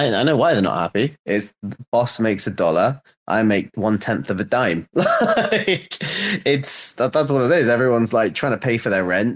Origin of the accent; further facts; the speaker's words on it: London, United Kingdom; moved away as an adult; now in Liverpool, United Kingdom; I'm from London